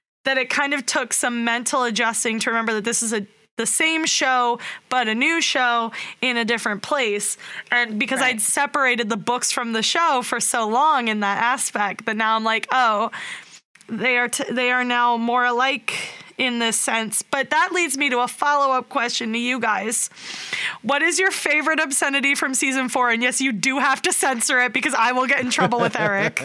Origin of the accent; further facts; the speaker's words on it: Philadelphia, Pennsylvania, United States; I'm from Philadelphia. and we're known for our vulgarity